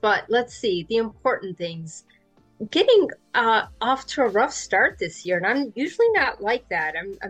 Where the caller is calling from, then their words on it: Jacksonville, Florida, United States; I'm in Jacksonville, Florida.